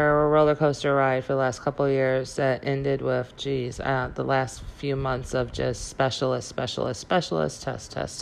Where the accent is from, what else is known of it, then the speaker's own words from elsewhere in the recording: Illinois, United States; moved away as an adult; also born or lived in California / Wisconsin / Memphis, Tennessee / Chicago; I was born in California, but we moved to Illinois when I was 2. And I lived here in Illinois probably